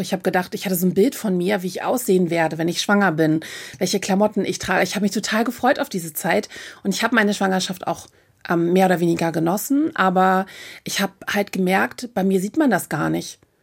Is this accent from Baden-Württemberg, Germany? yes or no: no; Hamburg, Germany; ich komme aus Hamburg